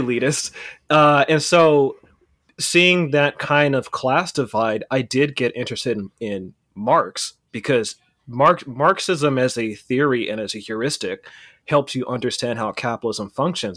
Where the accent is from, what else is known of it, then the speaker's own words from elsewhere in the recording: Pittsburg, California, United States; also born or lived in Oakland, California; I was born in Oakland and I was raised in the East Bay in a, this town called Pittsburgh, California.